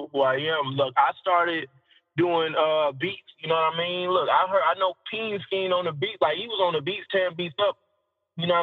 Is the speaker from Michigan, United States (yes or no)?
yes; Saginaw, Michigan, United States; I was born and raised in Saginaw